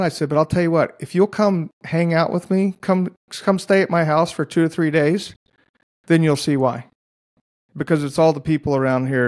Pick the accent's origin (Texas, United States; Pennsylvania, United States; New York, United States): Texas, United States; Dallas; now in Oklahoma, United States; Dallas, where I grew up